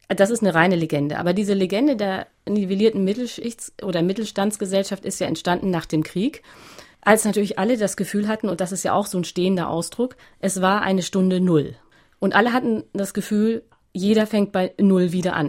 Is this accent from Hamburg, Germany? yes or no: yes; Hamburg, Germany; also born or lived in Berlin; ich bin aufgewachsen in einem Vorort in Hamburg